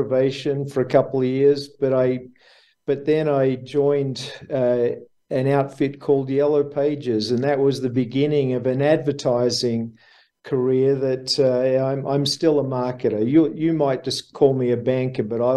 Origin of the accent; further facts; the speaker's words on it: Melbourne, Victoria, Australia; accent: Aussie; I was born in Melbourne, Australia. I grew up in Melbourne, Australia